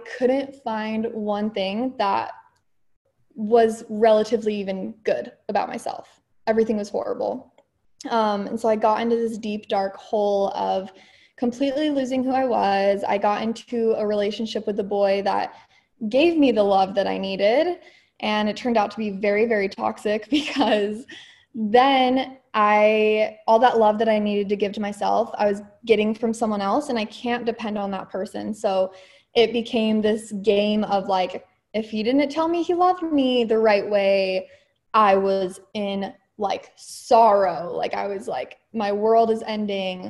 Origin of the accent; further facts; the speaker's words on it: Utah, United States; also born or lived in California; I was technically born in California, but I moved to Utah very young. So I would say I grew up in Utah.